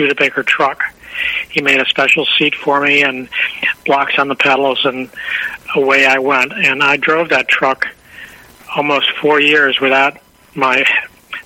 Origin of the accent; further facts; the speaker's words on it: Chicago, Illinois, United States; I was born in Chicago and right in the city.